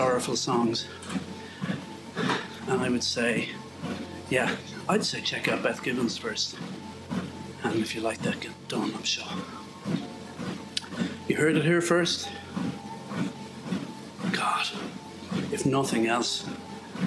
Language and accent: English; near Galway, Connacht, Ireland; accent: Irish; moved away; Galway, up the road from where I grew up